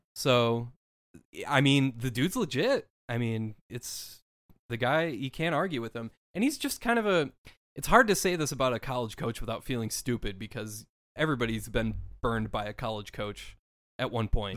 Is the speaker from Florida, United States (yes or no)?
no; Minneapolis, Minnesota, United States; I grew up in the Twin Cities